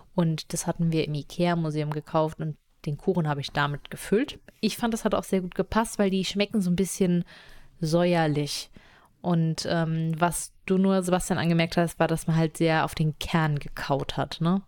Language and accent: German; Rhineland-Palatinate, Germany; wir sind ja in der Pfalz groß geworden